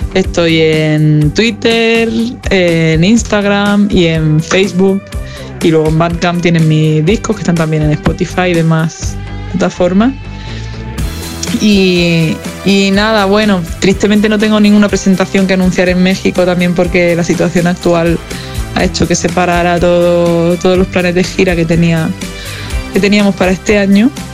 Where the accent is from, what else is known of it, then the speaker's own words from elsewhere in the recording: southern Spain, Spain; now in Madrid, Spain; sur de España, que de donde vengo